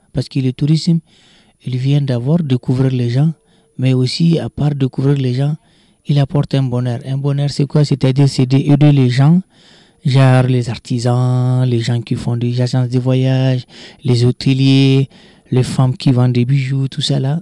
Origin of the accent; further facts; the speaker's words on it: Arlit, Agadez, Niger; moved away as an adult; also born or lived in Lyon, France; now in Agadez, Niger; je suis né à Agadez, à Arlit, pardon, et grandi, tout ça, et je me retrouve à vingt-trois ans en France